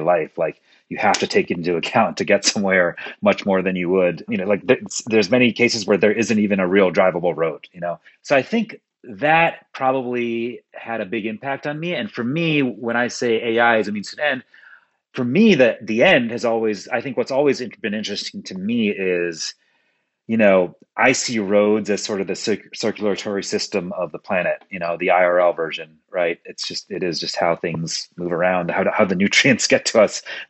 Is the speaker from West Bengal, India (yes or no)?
yes; Kolkata, West Bengal, India; now in New York, United States; I was born in Kolkata, India. So we used to call Calcutta, India when I was there.